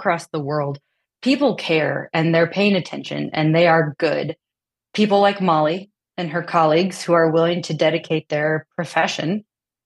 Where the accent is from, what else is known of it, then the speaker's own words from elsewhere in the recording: Midwest, United States; now in Austin, Texas, United States; We're from the Midwest. We come from conservative families.